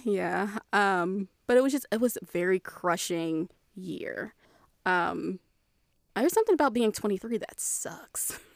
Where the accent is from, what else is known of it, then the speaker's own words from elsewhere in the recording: Maryland, United States; moved away; I'm from Maryland. I have that very, that very ingrained, like, D C side of Maryland